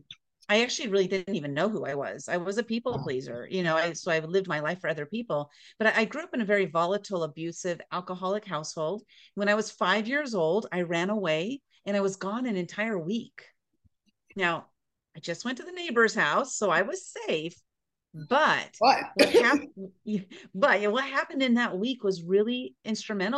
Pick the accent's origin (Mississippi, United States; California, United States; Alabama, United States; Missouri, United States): California, United States; San Diego; also born or lived in Boise, Idaho; I grew up in San Diego, California